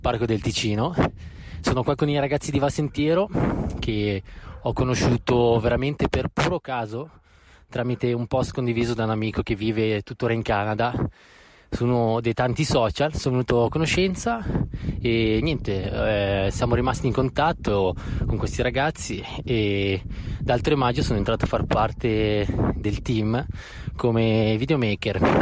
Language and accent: Italian; Robecco sul Naviglio, Lombardy, Italy; also born or lived in Australia / New Zealand; ho 29 anni e vengo da Robecco su Naviglio, un piccolo paesino in provincia di Milano